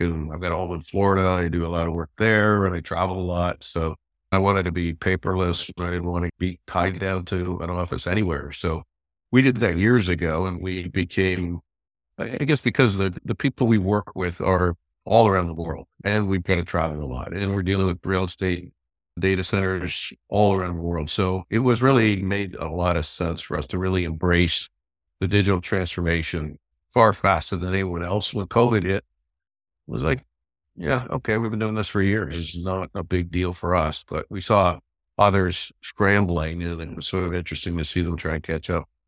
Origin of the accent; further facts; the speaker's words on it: Toronto, Ontario, Canada; also born or lived in London, Ontario; I grew up in Toronto, and I went to school, University of Western Ontario in London, just west of Toronto